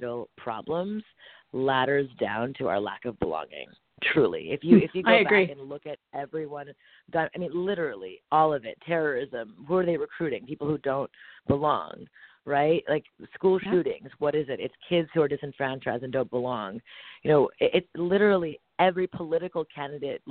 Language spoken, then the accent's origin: English; Montreal, Quebec, Canada; I'm born and raised in Montreal, Canada